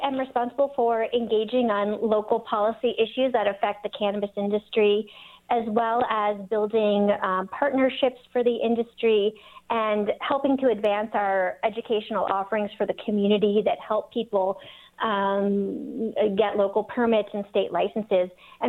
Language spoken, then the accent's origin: English; East Coast, United States; Well, I think growing up on the East Coast and going to Cornell and really being inspired by that life that New York City offers